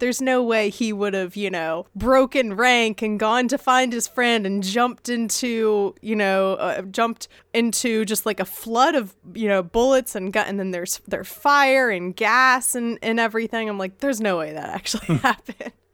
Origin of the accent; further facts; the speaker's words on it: United States; as an American